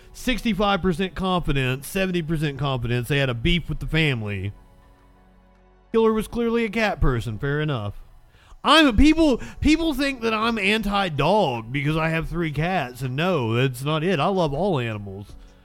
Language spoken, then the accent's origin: English; Eastern Kentucky, United States; I'm from Eastern Kentucky